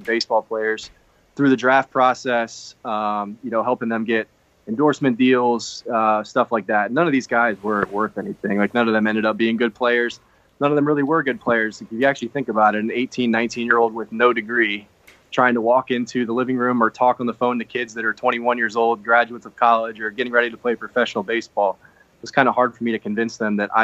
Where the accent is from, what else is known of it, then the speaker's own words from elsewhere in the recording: Richmond, Virginia, United States; born in Richmond, grew up in Richmond